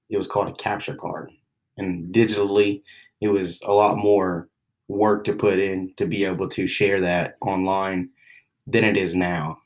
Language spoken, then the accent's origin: English; Oklahoma City, Oklahoma, United States; I grew up in Oklahoma City